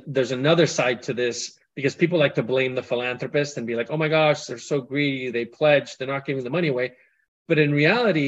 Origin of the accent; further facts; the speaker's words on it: Colombia; moved away; I grew up in Colombia.